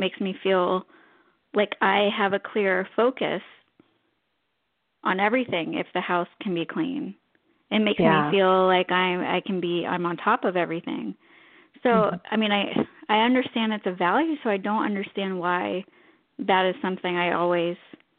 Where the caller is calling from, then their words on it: Orlando, Florida, United States; I'm calling from Orlando, Florida.